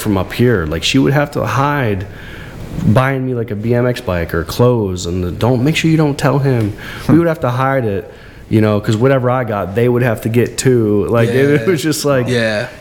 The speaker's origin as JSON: {"language": "English", "region": "Florida", "country": "United States", "tie": "born or raised there", "also_born_or_lived": "Bucks County, Pennsylvania", "said": "I lived in a trailer in Florida. I was born in Lower Bucks Hospital, but my grandma lived in Florida, so I moved down there with my mom and my brother"}